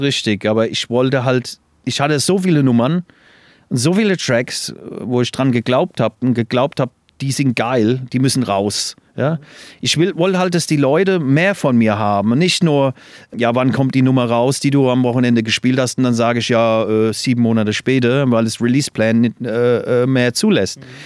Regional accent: England, United Kingdom; moved away; Ich bin ja in England groß geworden. Das hört man ja immer noch, glaube ich. Ich habe immer noch ein bisschen äh, Akzent

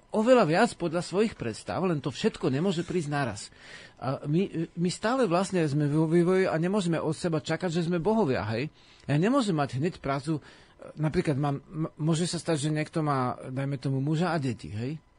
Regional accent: Slovakia

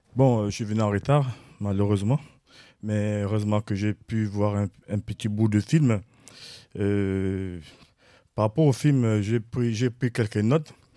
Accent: Gabon; now in Rennes, France; je viens du Gabon. Je suis à Rennes

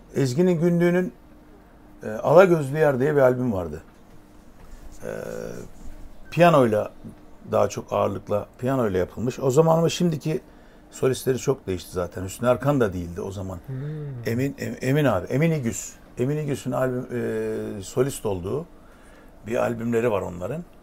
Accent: Adana, Turkey; moved away

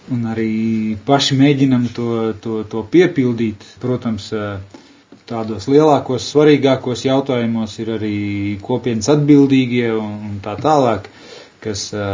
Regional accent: Latvia; es kā latvietis.

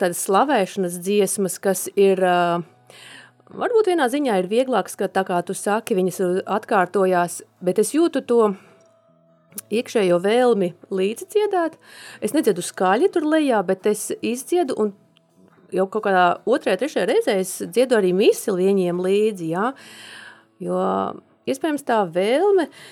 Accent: Latgale, Latvia; now in Sigulda, Latvia; es esmu no Latgales un man ticība ir saknēs manā ģimenē

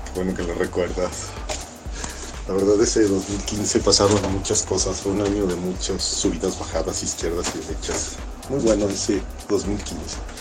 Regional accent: Mexico; crecimos en México

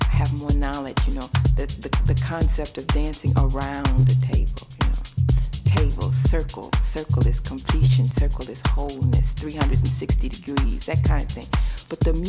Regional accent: East St. Louis, Illinois, United States; I was from Illinois anyway, East St. Louis

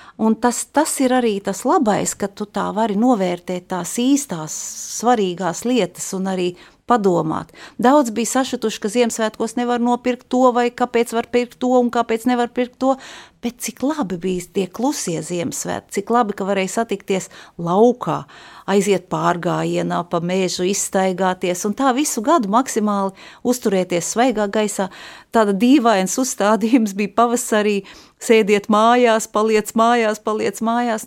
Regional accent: Jelgava, Zemgale, Latvia; also born or lived in Brussels, Belgium; now in Riga, Latvia; Es esmu dzimusi Jelgavā

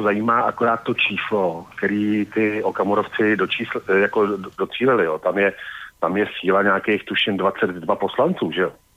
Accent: Prague, Czechia; jsem samozřejmě Pražák

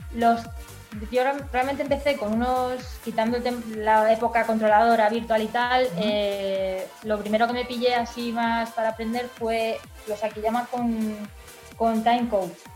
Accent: Villalba, Spain; moved away; salí de mi pueblo de Villalba

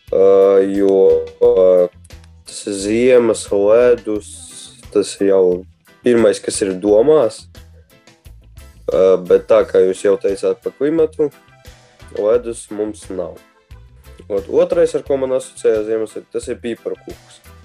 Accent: Riga, Latvia; es esmu no Rīgas eh, Torņaka uh, rajonas

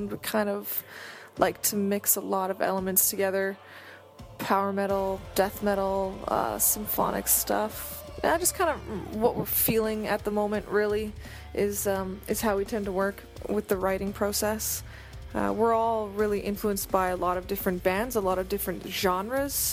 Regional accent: Vancouver, British Columbia, Canada; we are from Vancouver, but we've toured around North America quite a bit.

